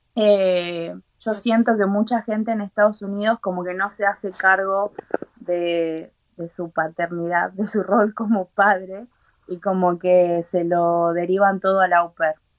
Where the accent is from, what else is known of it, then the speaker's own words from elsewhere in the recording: Argentina; moved away as an adult; now in Ireland; yo estuve en Argentina, que es de donde soy